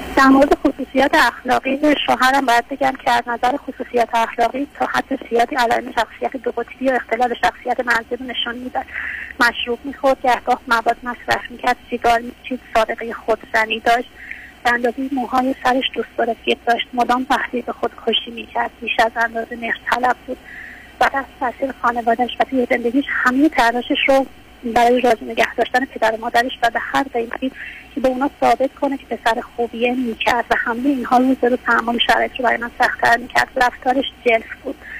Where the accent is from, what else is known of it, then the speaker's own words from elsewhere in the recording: Shiraz, Fars, Iran; شهر شعر و شراب شیراز مزاحمتون میشم